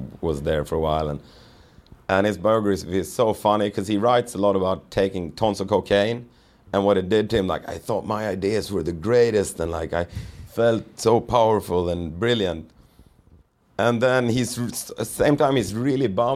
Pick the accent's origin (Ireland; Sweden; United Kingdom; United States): Sweden; growing up in Sweden